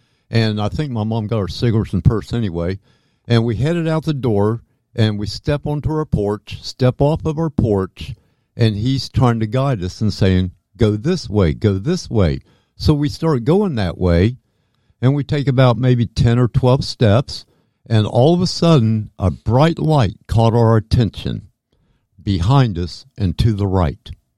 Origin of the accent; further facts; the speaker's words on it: Fairborn, Ohio, United States; also born or lived in Dayton; Now, I was born in 1955 in Dayton, Ohio. And so I was born in 55, Dayton, Ohio. And when I was 3 years old, we moved to Fairborn, Ohio from Dayton.